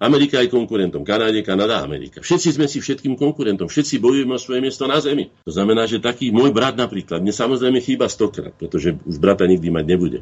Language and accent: Slovak; Slovakia; my Slováci